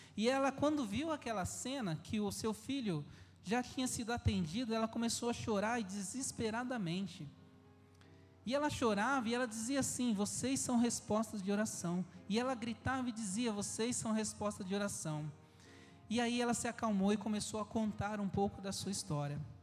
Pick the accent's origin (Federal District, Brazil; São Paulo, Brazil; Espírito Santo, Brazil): São Paulo, Brazil; moved away as an adult; also born or lived in Amazon; nós somos natural de São Paulo